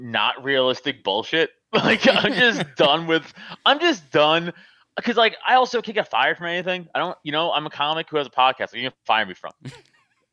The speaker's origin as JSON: {"language": "English", "town": "New York City", "region": "New York", "country": "United States", "tie": "born or raised there", "moved": "as an adult", "lives_now": "Pennsylvania, United States", "said": "I grew up in Staten Island, which is, like, Republican Central."}